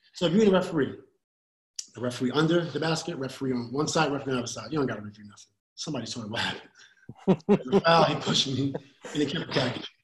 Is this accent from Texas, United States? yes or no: no; New York City, New York, United States; I'm from Queensbridge, right? New York City